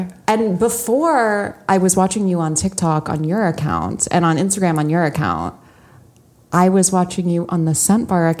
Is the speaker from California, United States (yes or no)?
yes; Palos Verdes, California, United States; I was in Palos Verdes, my hometown